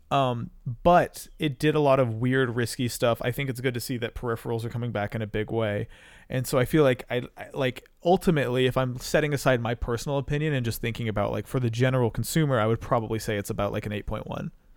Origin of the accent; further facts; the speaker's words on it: North Carolina, United States; also born or lived in Georgia; I uh, grew up in North Carolina